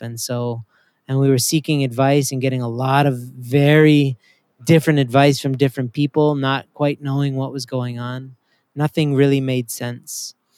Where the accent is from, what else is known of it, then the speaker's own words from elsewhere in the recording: Canada; also born or lived in Maryland; now in United States; My wife and I are both immigrants to America. I'm from Canada.